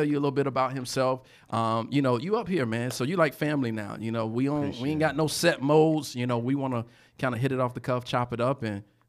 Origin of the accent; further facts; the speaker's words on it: Portsmouth, Virginia, United States; I'm from Portsmouth.